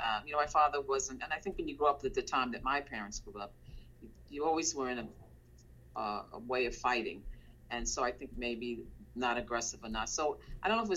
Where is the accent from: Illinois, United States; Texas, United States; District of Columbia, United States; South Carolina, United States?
District of Columbia, United States; Washington; I was born in Washington, D.C.